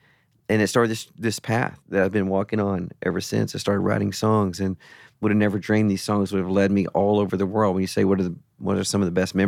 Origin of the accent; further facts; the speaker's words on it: United States; I'm an American, right?